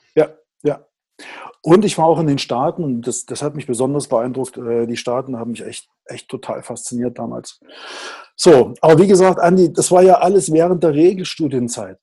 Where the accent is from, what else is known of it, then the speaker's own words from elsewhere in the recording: Riesa, Saxony, Germany; ich bin ein Kind des Ostens. Ich bin also im Osten geboren, ähm, in einer Industriestadt, äh, in Riesa